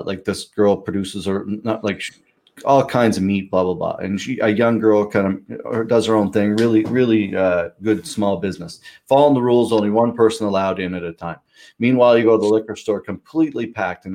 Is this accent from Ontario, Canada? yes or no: no; Pictou, Nova Scotia, Canada; also born or lived in Halifax; I'm from Pictou